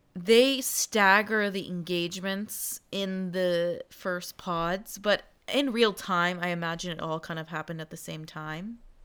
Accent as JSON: {"language": "English", "region": "Texas", "country": "United States", "said": "I was from Texas"}